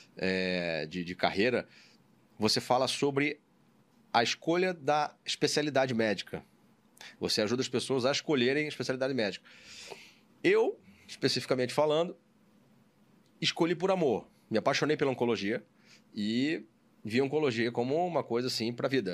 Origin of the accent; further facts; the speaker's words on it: Rio de Janeiro, Brazil; also born or lived in São Paulo; eu sou do aqui do Rio de Janeiro, nascido e criado aqui